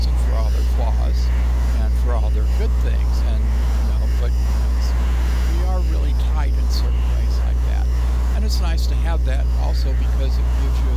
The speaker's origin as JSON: {"language": "English", "country": "United States", "said": "we're Americans, and I love being an American. I'm proud to be an American"}